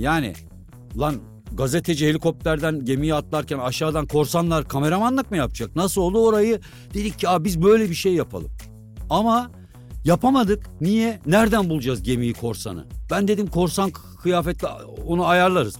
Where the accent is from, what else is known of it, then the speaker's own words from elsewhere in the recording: Kaman, Kırşehir Province, Turkey; Kamanlıyım biz. Aslan Kamanlıyız biz